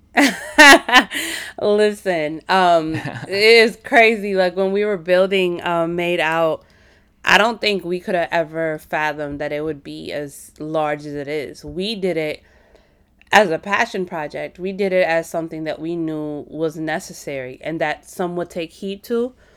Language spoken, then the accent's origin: English; Midwest, United States; a first generation child of Indian immigrants, born and raised in the Midwest